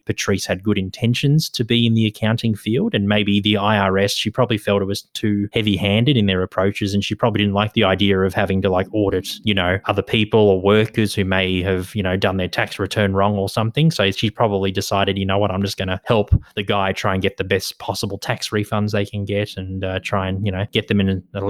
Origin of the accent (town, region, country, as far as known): Australia